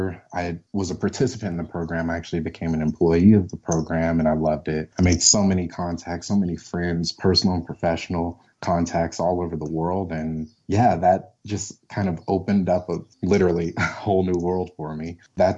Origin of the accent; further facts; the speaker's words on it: Colorado, United States; also born or lived in St. Louis, Missouri; I'm originally from St. Louis, but my mom moved me to Colorado when I was really young